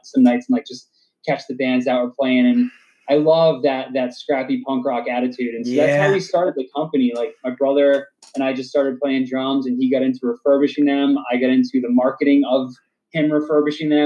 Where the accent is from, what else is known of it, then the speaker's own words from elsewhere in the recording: Dudley, Massachusetts, United States; also born or lived in Southbridge, Massachusetts; I grew up in Dudley and I still live in Dudley